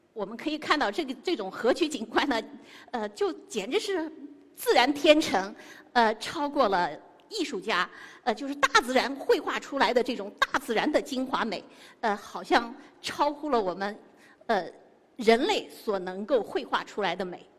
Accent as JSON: {"language": "Chinese", "region": "Xinjiang", "country": "China", "tie": "born or raised there", "said": "我是一个土生土长的新疆人，从小喝着天山冰雪的融水，吃着天山的牛羊肉长大"}